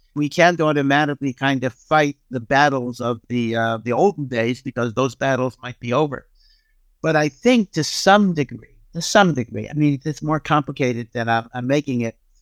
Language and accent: English; Hartford, Connecticut, United States; I grew up in Hartford, Connecticut, which was a small Orthodox community